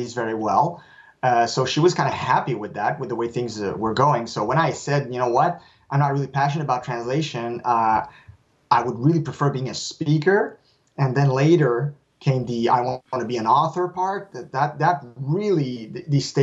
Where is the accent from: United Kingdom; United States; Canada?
Canada; first language French; English is a second language; And since I'm French, I'm a French Canadian, for me, writing in English, I'm not writing in my native tongue